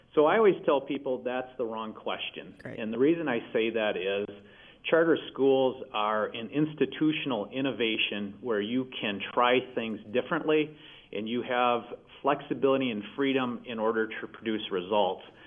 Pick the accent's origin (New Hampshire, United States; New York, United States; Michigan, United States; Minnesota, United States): Michigan, United States; in my home state of Michigan